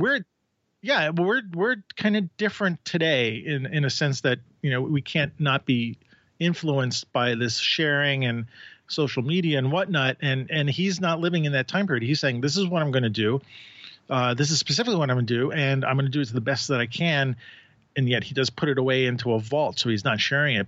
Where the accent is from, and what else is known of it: New York City, New York, United States